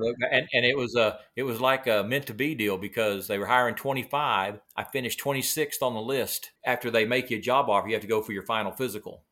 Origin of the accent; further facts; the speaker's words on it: Del City, Oklahoma, United States; also born or lived in Moore, Oklahoma; born and raised, uh, right here in Oklahoma. Grew up most of my life in little Dell City, Oklahoma, little suburb east of the city here.